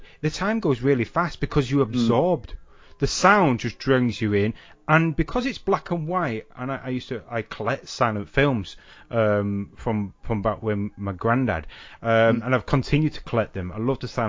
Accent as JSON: {"language": "English", "town": "Salford", "region": "North West England", "country": "United Kingdom", "tie": "born or raised there", "said": "So where I grew up in Salford, behind where my mum and dad lived, was a bit of an industrial park."}